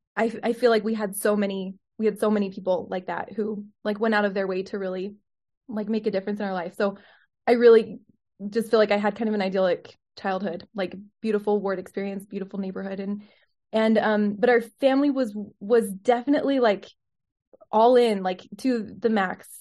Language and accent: English; Utah, United States; also born or lived in Salt Lake City; I was born in Salt Lake City and mostly grew up in Utah